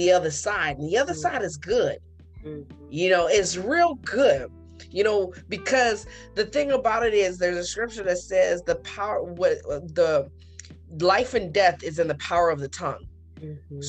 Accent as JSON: {"language": "English", "country": "United States", "tie": "born or raised there", "said": "I am a born citizen of United States."}